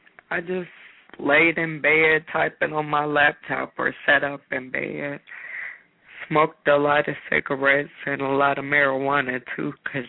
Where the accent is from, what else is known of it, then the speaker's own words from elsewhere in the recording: Dayton, Ohio, United States; I'm from Dayton, Ohio.